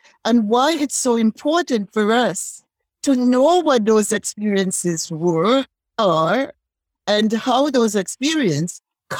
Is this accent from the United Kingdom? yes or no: no; St. George's, Saint George, Grenada; As a young woman growing up in Happy Hill, St. George's, Grenada, in a family that I could remember all the matriarchs.